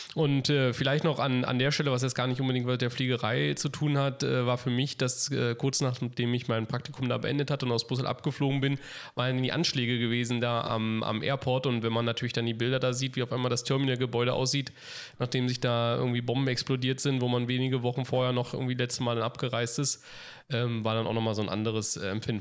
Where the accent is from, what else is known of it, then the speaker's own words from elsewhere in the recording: Berlin, Germany; Berlin, einfach weil es meine Heimatstadt ist und, und weil man eben sozusagen so Kindheitserinnerungen daran hat